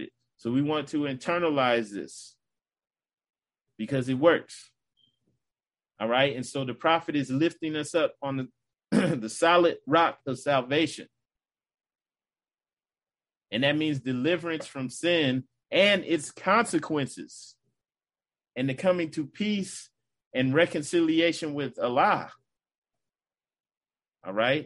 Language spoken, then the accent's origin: English; United States; as an American, a true American